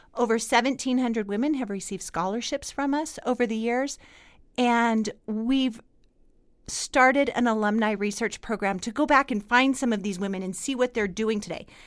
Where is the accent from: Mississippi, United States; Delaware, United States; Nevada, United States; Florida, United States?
Nevada, United States; Fallon; I was born and raised in Fallon